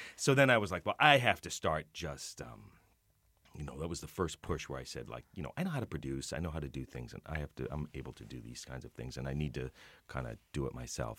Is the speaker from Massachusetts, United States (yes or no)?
yes; Boston, Massachusetts, United States; I grew up in Boston